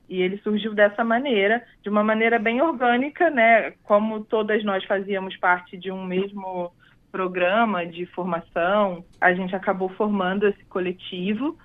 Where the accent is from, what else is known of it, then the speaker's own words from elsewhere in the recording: Rio de Janeiro, Brazil; Eu sou do Rio de Janeiro, cresci lá